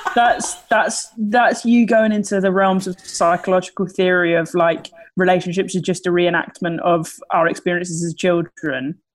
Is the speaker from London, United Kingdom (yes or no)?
no; Sittingbourne, South East England, United Kingdom; grew up in Sittingbourne in Kent.